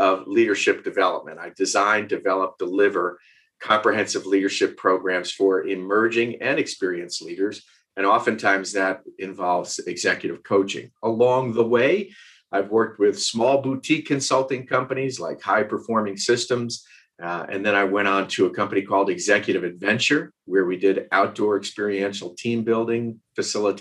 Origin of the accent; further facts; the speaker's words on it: Westchester, New York, United States; moved away as an adult; also born or lived in West Virginia; now in Asheville, United States; I grew up in Westchester, New York. Born and raised there